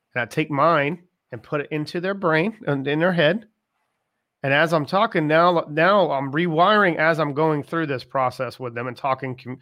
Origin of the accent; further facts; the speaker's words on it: Charleston, South Carolina, United States; I'm from Charleston, South Carolina, and it doesn't get cold often in Charleston